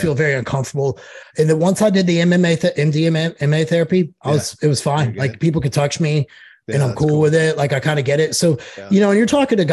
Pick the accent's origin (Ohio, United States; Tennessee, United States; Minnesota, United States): Tennessee, United States; Knoxville; moved away as an adult; also born or lived in Joplin, Missouri; now in Nashville, United States; I'm from Knoxville, Tennessee. I was born in Joplin, but grew up in Knoxville